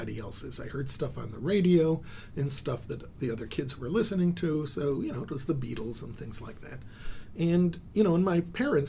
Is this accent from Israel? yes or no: yes; Israel; I was born in Israel